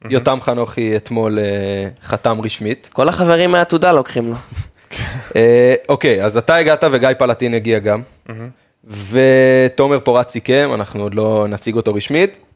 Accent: Netanya, Central District, Israel; אני מנתניה

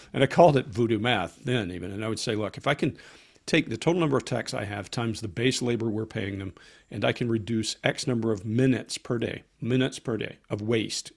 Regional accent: Columbus, Georgia, United States; moved away; also born or lived in Atlanta, Georgia; If you've ever been to Fort Benning, that's my hometown.

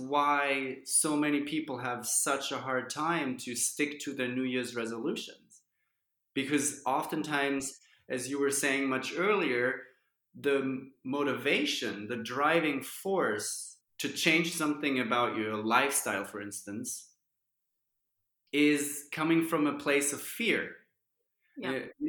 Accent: Germany; growing up in Germany

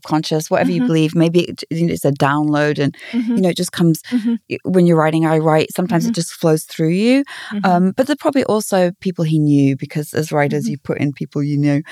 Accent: England, United Kingdom; being English

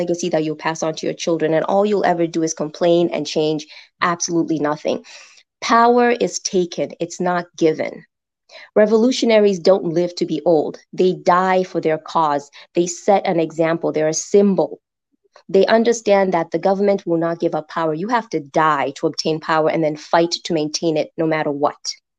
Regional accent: Kenya; Kenya, all

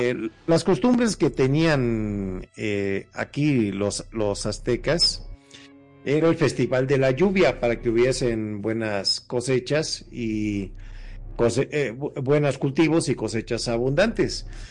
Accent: Mexico; como buenos mexicanos

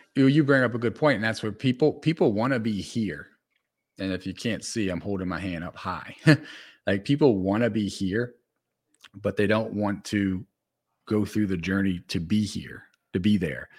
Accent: New Orleans, Louisiana, United States; I come from New Orleans

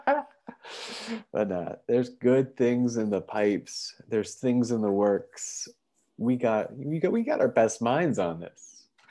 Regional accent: Canada; We're from Canada

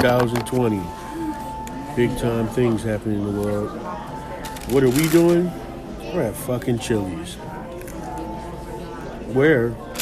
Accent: Philadelphia, Pennsylvania, United States; I'm from Philly, Philadelphia, West Philadelphia

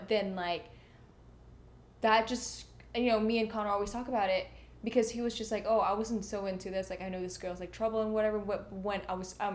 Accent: Indonesia; moved away; I was in Indonesia

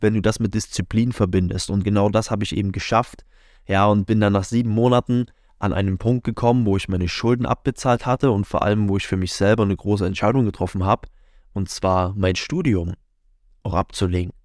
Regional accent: near Leipzig, Saxony, Germany; moved away as an adult; now in Munich, Germany; bin dann aus der Nähe von Leipzig, wo ich aufgewachsen bin, Richtung München beziehungsweise direkt nach München gezogen.

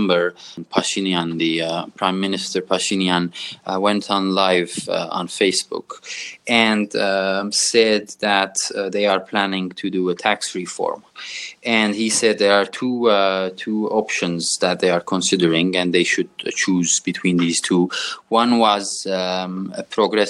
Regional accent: Beirut, Beirut Governorate, Lebanon; moved away as an adult; also born or lived in Oxford, United Kingdom / Armenia; I was born in Beirut, Lebanon, so I'm a diasporic Armenian myself. In 1991, until I was 21, I was in Beirut

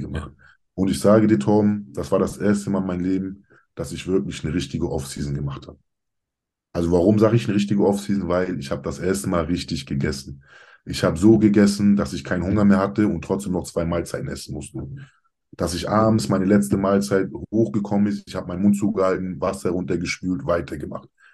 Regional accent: Kiel, Schleswig-Holstein, Germany; Ich bin Deutscher, ich bin hier geboren, hier aufgewachsen, Kieler Sprotte, wirklich mein Leben lang

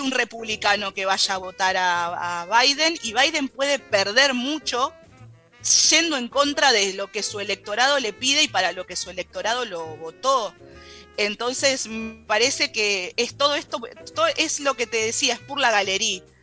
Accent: Argentina; Para nosotros como argentinos

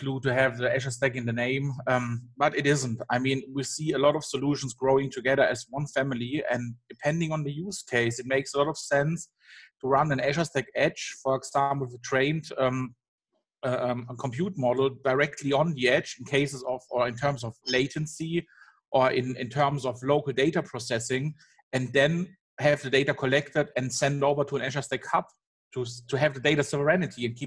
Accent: Germany; I'm from Germany

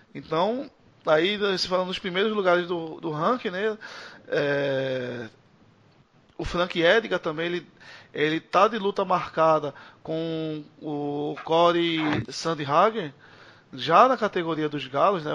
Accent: Brazil; a gente é brasileiro

